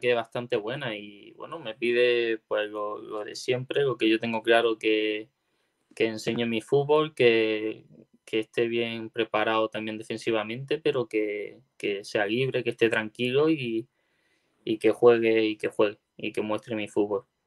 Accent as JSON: {"language": "Spanish", "town": "Órgiva", "region": "Andalusia", "country": "Spain", "moved": "yes", "lives_now": "Málaga, Spain", "said": "Granada, que es de donde yo soy"}